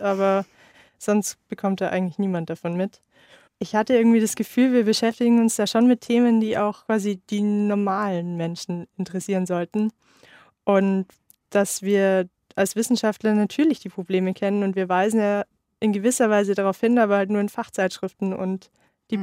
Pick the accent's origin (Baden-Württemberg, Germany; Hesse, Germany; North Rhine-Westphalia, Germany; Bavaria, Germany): Bavaria, Germany; Unterallgäu; Also ich komme ursprünglich aus dem Unterallgäu, aus einem 700 Einwohner Dorf.